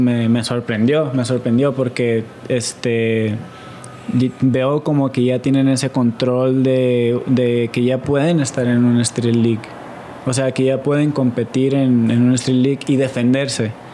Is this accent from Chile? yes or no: no; Mexico